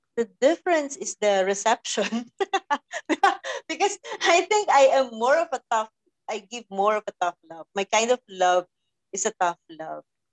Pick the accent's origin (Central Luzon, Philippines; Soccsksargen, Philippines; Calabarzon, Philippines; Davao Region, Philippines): Calabarzon, Philippines; Laguna; moved away as an adult; now in Italy; I, I was raised in Laguna from the province of Laguna. And uh, now I'm living somewhere here in Europe. I'm living in Italy